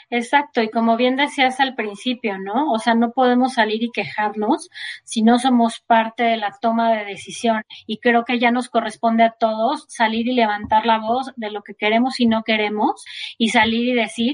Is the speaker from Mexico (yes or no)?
yes; Mexico; como mexicanos